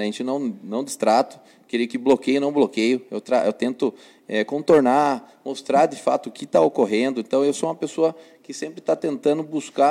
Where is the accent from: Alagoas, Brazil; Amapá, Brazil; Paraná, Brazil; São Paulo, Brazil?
São Paulo, Brazil; Sorocaba; sou nascido em Sorocaba, né, tive, né, minha mãe morava em Brigadeiro Tubias e foi morar na Vila Jardine. Com 14 anos, morando 14 anos na Vila Jardine, voltamos para o bairro de Brigadeiro Tubias